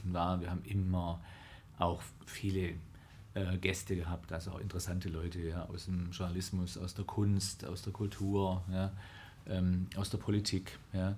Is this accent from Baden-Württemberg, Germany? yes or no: yes; Oberndorf am Neckar, Baden-Württemberg, Germany; mein Vater war da Chefredakteur ah. in Oberndorf am Neckar, wo ich herkomme